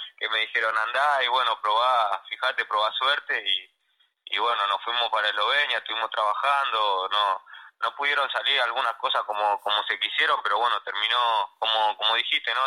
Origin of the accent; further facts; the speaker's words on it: Buenos Aires, Argentina; also born or lived in Villa Dolores, Córdoba; En la Paternal que es donde, donde me crié, donde crecí y bueno, y obviamente donde nací, que es en Villa Dolores